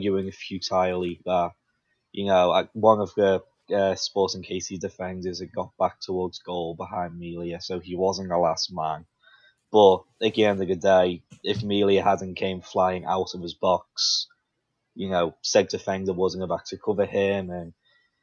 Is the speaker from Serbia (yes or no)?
no; Liverpool, North West England, United Kingdom; now in United States; I was born in Liverpool, England